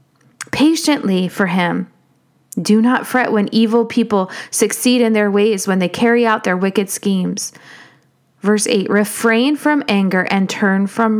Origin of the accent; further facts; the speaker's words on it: United States; as an American